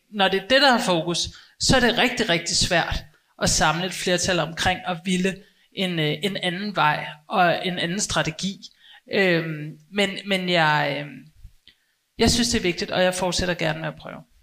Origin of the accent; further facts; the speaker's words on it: Copenhagen, Capital Region of Denmark, Denmark; jeg er selv født og opvokset i København, også i Indre